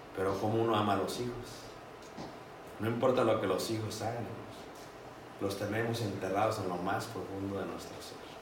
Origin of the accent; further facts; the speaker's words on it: Mexico City, Mexico; yo me crié en Ciudad de México